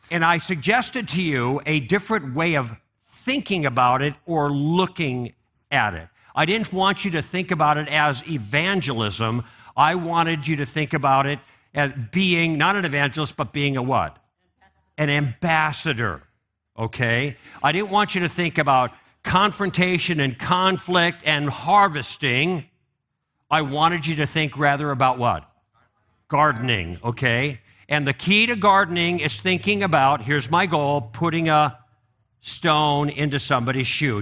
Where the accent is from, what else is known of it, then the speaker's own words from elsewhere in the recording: Chicago, Illinois, United States; I grew up in Chicago